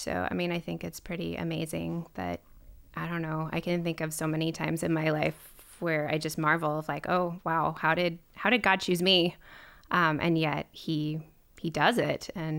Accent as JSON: {"language": "English", "region": "Minnesota", "country": "United States", "said": "I would claim I'm from Minnesota. I moved around a lot as a kid because I was a corporate brat and my dad would get transferred."}